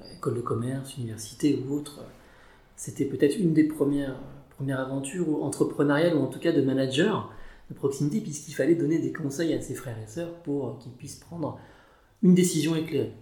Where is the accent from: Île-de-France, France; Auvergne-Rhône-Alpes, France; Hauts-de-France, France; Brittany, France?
Île-de-France, France; Paris; je suis un Parisien de souche. J'ai plutôt grandi dans l'Est l'Est parisien, dans le 19e arrondissement plus précisément.